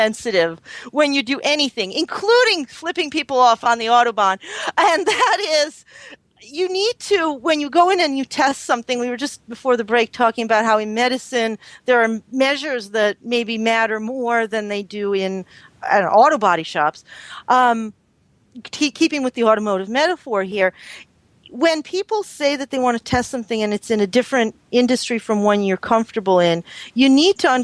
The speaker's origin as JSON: {"language": "English", "town": "Boston", "region": "Massachusetts", "country": "United States", "tie": "born or raised there", "said": "growing up in Boston"}